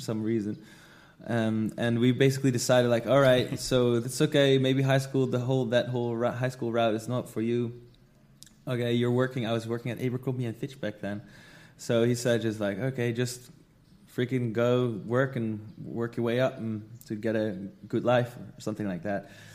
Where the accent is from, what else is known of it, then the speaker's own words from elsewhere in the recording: Netherlands; moved away as an adult; now in Bali, Indonesia; I'm from the Netherlands, but I live in Bali, Indonesia.